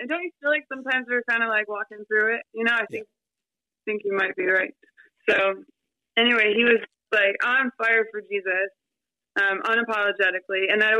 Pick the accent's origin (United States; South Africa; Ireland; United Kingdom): United States; Detroit, Michigan; So I was raised in Detroit. I love Detroit. Detroit's a great city.